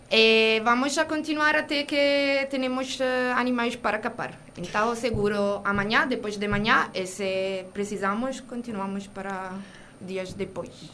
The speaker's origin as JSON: {"language": "Portuguese", "country": "Italy", "second_language": "Portuguese", "moved": "yes", "lives_now": "Cape Verde", "said": "eu trabalho para a Associação Simabo e venho da Itália"}